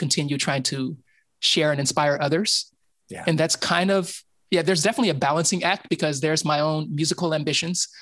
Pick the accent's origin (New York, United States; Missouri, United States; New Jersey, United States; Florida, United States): Missouri, United States; Kansas City; moved away as an adult; now in Los Angeles, United States; I left high school and I came back to visit before I moved to LA from Kansas City, Missouri